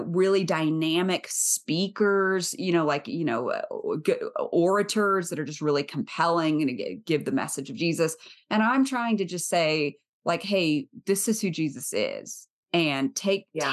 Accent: the South, United States; I grew up in the South

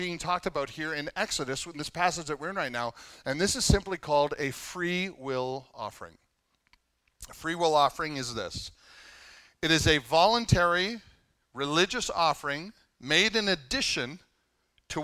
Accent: Canada; I'm Canadian

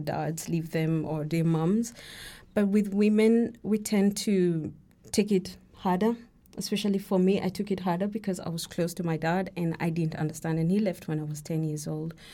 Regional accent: Kenya; I'm, I'm Kenyan, and, uh, my names, my middle names are, uh, Kikuyu

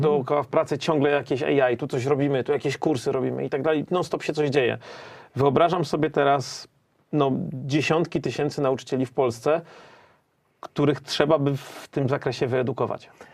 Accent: Silesian Voivodeship, Poland; za dzieciaka, jak to na Śląsku. Miałem sąsiadkę

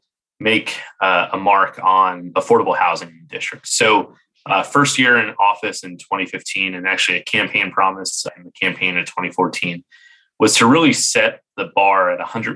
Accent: Jersey City, New Jersey, United States; moved away as an adult; now in Washington, DC, United States; I grew up in Jersey City, New Jersey

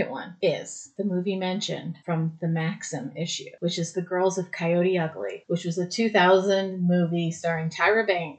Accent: United Kingdom; I know that was more British than Scottish, but I mean, I'm British, so.

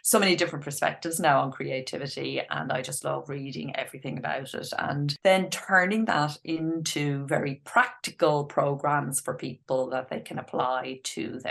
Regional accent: Ireland; I grew up in Ireland, as you can probably hear from the accent

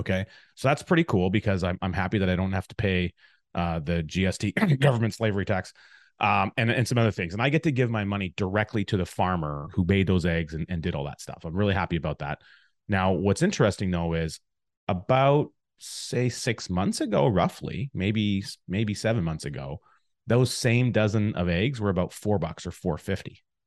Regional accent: Alberta, Canada; now in Chilliwack, Canada; growing up in Alberta, in a small town in the Alberta area

